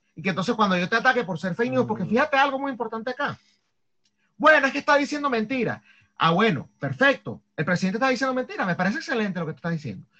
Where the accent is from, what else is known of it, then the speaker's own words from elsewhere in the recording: Venezuela; moved away; siendo venezolano